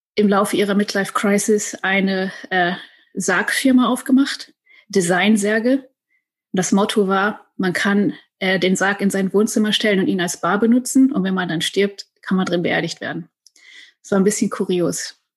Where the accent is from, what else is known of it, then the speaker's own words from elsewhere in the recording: Silbach, North Rhine-Westphalia, Germany; moved away as an adult; now in San Francisco, United States; ich komme ursprünglich aus dem Sauerland, aus einem kleinen Dorf namens Silbach mit 500 Einwohnern